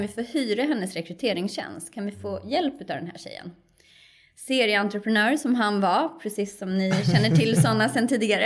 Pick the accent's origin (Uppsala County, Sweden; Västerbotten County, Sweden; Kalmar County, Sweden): Uppsala County, Sweden; Kerstinbo; moved away as an adult; now in Stockholm, Sweden; Jag är ju en, en lantistjej från början, uppvuxen i en liten, liten landsort, 15 mil norr om Stockholm